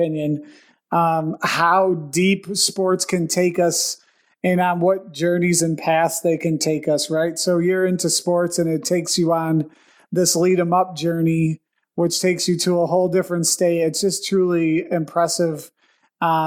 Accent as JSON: {"language": "English", "town": "Buffalo", "region": "New York", "country": "United States", "said": "we're from Buffalo. Yeah, we're Buffalo guys"}